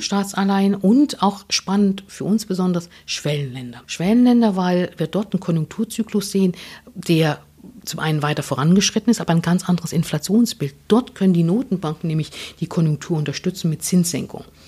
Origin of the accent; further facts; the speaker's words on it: Germany; ich bin natürlich noch in der DDR aufgewachsen